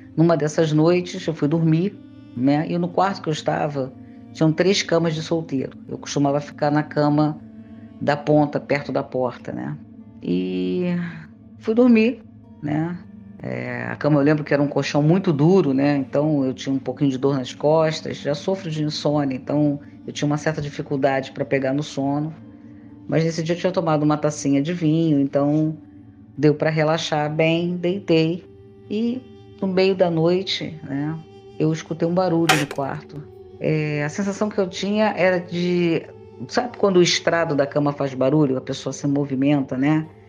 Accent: Rio de Janeiro, Brazil; sou carioca, moradora da Ilha do Governador

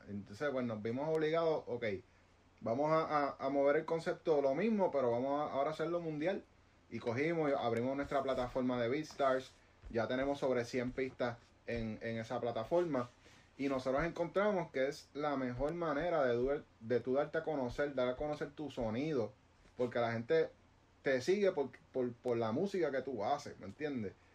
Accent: Guaynabo, Puerto Rico; aquí nosotros estamos en Puerto Rico, somos, de Guaynabo

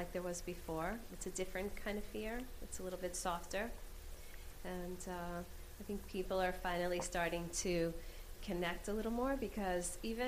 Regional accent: New York, United States; I'm still an Irish New Yorker

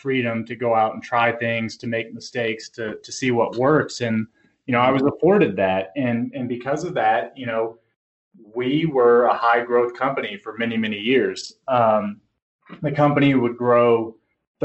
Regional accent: Louisville, Kentucky, United States; also born or lived in Lexington, Kentucky; I grew up in Louisville, Kentucky

